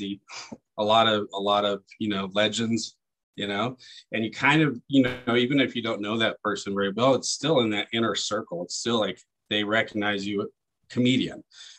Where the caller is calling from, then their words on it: Las Vegas, Nevada, United States; Yeah, I live down here in Vegas. I do most of my work down here.